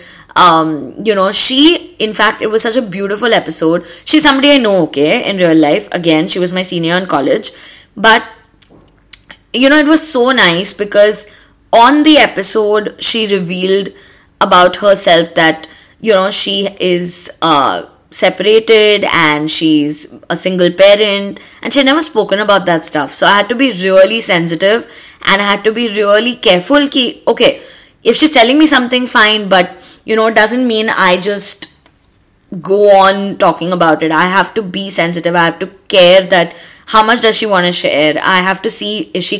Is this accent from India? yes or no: yes; India; we as Indian girls